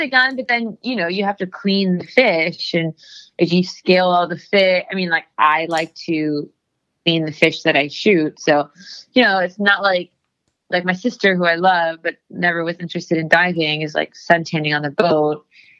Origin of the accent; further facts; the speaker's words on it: Miami, Florida, United States; Yeah, in Miami.